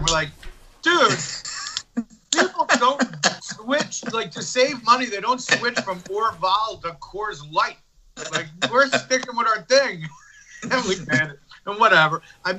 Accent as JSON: {"language": "English", "town": "Trenton", "region": "New Jersey", "country": "United States", "tie": "born or raised there", "also_born_or_lived": "Philadelphia", "said": "I was born in Philly, but I moved around a lot."}